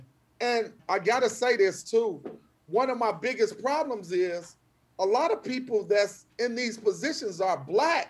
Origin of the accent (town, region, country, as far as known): Chicago, Illinois, United States